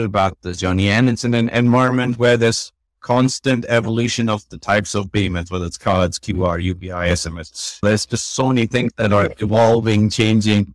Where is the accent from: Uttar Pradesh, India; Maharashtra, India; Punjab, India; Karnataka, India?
Karnataka, India; Bangalore; also born or lived in United States; as a kid, growing up in Bangalore